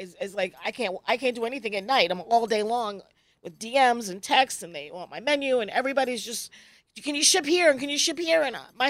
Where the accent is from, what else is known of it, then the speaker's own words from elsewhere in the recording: Virginia, United States; now in Brooklyn, United States; I'm from Virginia. I'm from the South.